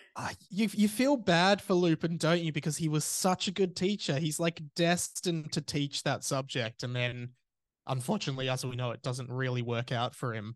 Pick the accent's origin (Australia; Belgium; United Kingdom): Australia; as an Australian